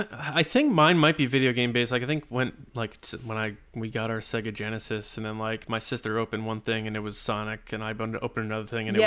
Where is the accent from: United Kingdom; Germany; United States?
United States; New York; Well, yeah, we're from Long Island originally. So he still has a little bit of an accent.